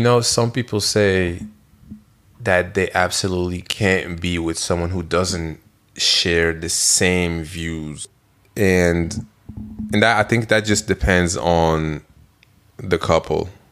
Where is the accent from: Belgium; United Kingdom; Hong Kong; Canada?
Belgium; moved away; I'm from Belgium.